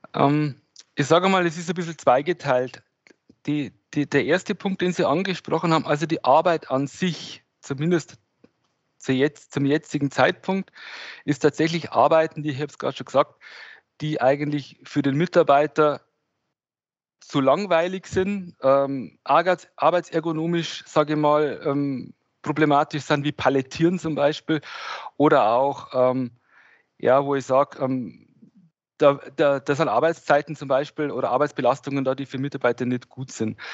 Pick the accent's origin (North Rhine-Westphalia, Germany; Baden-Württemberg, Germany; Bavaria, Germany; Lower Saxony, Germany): Bavaria, Germany; Regensburg; ich komme hier aus Regensburg